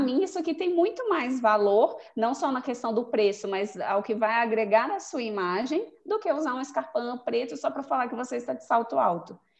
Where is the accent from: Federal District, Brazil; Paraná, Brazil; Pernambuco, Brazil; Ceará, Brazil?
Federal District, Brazil; Brasília; also born or lived in Goiânia; Eu, eu nasci em Goiânia, mas eu cresci aqui em Brasília, acho que eu vim morar pra, aqui uns cinco anos, então eu me considero muito mais daqui do que de Goiânia